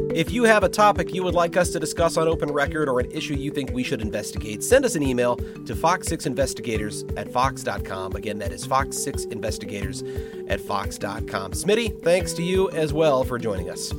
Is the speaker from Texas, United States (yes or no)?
no; St. Louis, Missouri, United States; moved away; I grew up in Saint Louis